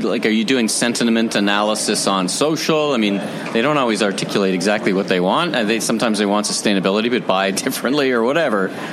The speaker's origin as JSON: {"language": "English", "country": "Canada", "said": "I'm from Canada"}